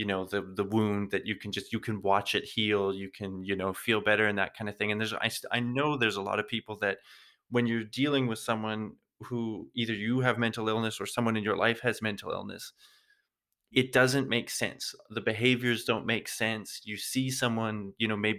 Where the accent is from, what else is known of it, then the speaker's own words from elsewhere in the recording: Canada; moved away as an adult; now in Germany; I'm living here now in Germany. I'm originally from Canada